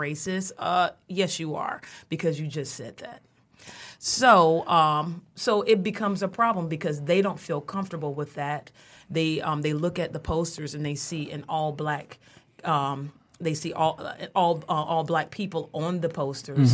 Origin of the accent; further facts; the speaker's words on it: North Carolina, United States; now in Michigan, United States; I'm from the South. I'm from North Carolina